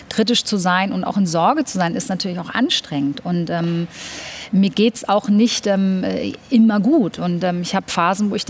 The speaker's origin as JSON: {"language": "German", "country": "Germany", "tie": "born there", "said": "Ich muss dazu sagen, ich bin in Deutschland geboren"}